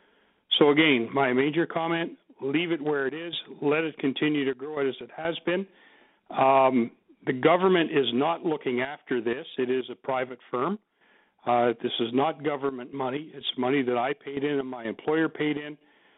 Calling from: Barrhead, Alberta, Canada; Good evening. I'm a Canadian first.

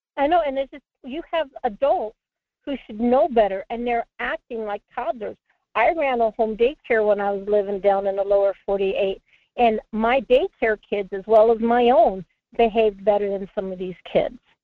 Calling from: Anchor Point, Alaska, United States; I'm calling from Anchor Point

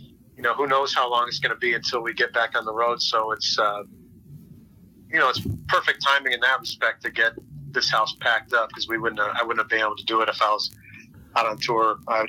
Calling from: Orlando, Florida, United States; I'm in Orlando, Florida.

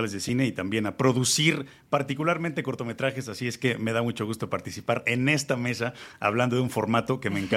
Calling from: Mexico City, Mexico; Lo saludo desde la Ciudad de México

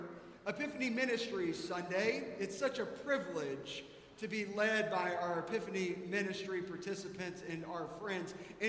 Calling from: Atlanta, Georgia, United States; moved away as an adult; I was visiting here from Atlanta

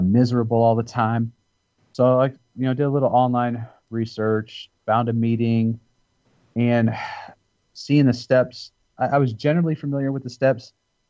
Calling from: Noblesville, Indiana, United States; I'm in Noblesville, Indiana. It's a suburb of Indianapolis, Indiana.

